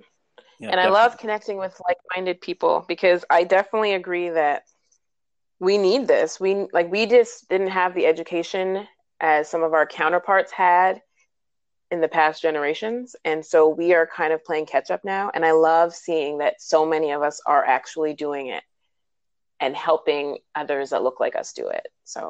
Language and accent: English; New Jersey, United States; well, Philly doesn't really count as traveling because I was from Jersey.